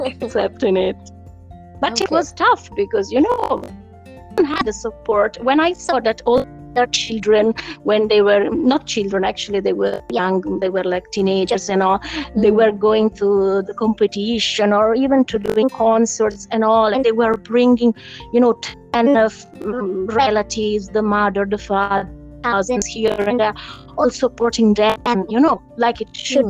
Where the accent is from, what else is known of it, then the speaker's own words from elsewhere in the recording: Italy; I'm from Italy